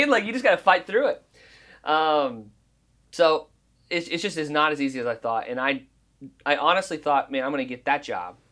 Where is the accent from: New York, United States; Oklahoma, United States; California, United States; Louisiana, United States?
Oklahoma, United States; growing up in Oklahoma